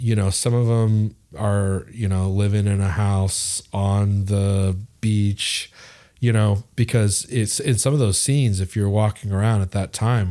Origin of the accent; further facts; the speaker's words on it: United States; as an American, growing up in the shadow of punk